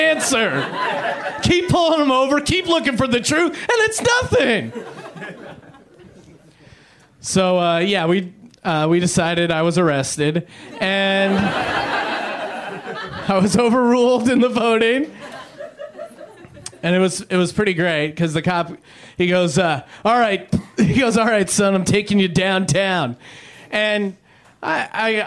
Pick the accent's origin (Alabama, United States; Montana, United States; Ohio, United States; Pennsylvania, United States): Pennsylvania, United States; moved away; I'm originally from Pennsylvania